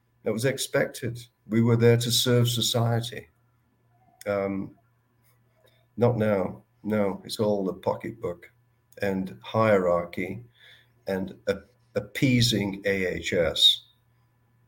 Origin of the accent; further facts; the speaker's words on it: Manchester, North West England, United Kingdom; moved away as an adult; also born or lived in British Columbia; now in Canada; I'm from Manchester